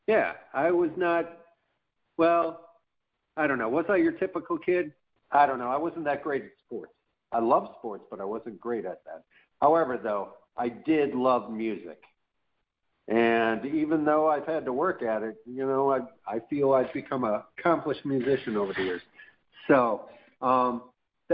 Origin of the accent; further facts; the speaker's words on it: Chicago, Illinois, United States; now in Boynton Beach, United States; I was born and raised in Chicago. I'm currently living in Boynton Beach, Florida